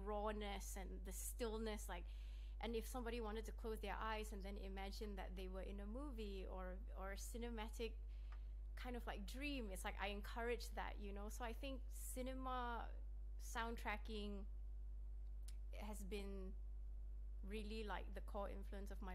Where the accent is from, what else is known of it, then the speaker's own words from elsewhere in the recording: Malaysia; now in Sydney, Australia; growing up in Malaysia